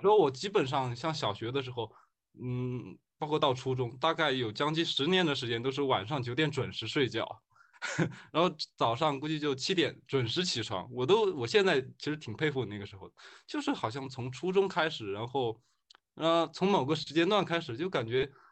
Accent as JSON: {"language": "Chinese", "country": "China", "said": "我们中国人嘛"}